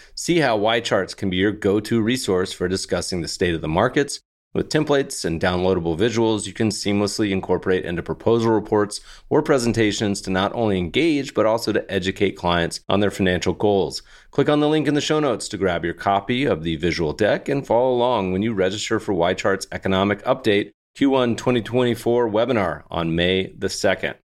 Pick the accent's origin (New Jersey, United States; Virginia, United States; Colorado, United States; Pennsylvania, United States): Colorado, United States; now in California, United States; I grew up in Colorado